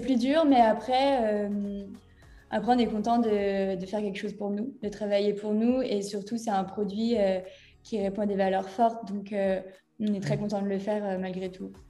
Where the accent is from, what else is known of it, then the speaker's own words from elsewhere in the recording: Brittany, France; je suis également bretonne